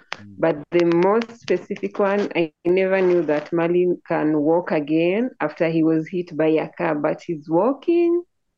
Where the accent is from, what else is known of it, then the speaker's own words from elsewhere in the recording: Nairobi, Kenya; also born or lived in Homa Bay, South Nyanza, Kenya; I'm from Nairobi, Kenya, but where I call home is South Nyanza. That one is Homa Bay, another part of my tribe village.